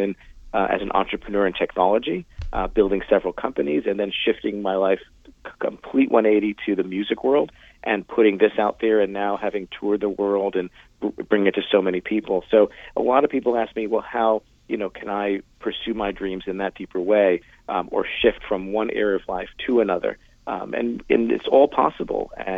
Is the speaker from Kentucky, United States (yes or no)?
no; New York, United States; now in Los Angeles, United States; I'm from New York, and I still go back and forth a bunch, but I'm mainly in Los Angeles.